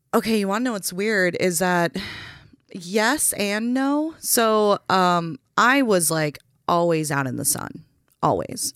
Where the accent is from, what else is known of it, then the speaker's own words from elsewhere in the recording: Waconia, Minnesota, United States; also born or lived in Salinas, California / Rochester, Minnesota; moved to Waconia, and that's where I did the majority of my growing up.